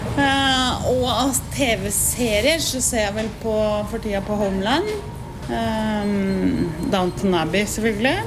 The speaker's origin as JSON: {"language": "Norwegian", "town": "Porsgrunn", "region": "Telemark", "country": "Norway", "also_born_or_lived": "Oslo", "moved": "as an adult", "said": "Jeg er fra Porsgrunn, så jeg flytta til Oslo i 1980"}